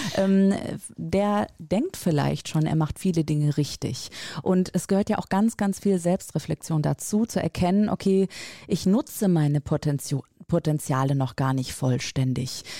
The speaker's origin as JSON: {"language": "German", "region": "Rhineland", "country": "Germany", "tie": "born or raised there", "also_born_or_lived": "northern Germany", "moved": "as an adult", "said": "als äh, gebürtige Rheinländerin"}